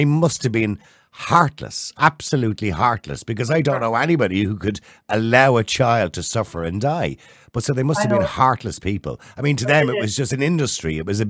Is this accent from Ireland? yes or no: yes; Dublin, Leinster, Ireland; I was born in St. Patrick's Home on the Navan Road